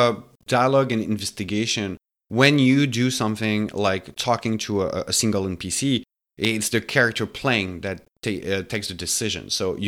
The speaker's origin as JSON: {"language": "English", "country": "France", "moved": "as an adult", "lives_now": "Montreal, Canada", "said": "Gary and I, we've been living in the city for more than 10 years now. We come from France before. So Montreal has been, the city we decided to stay here to establish."}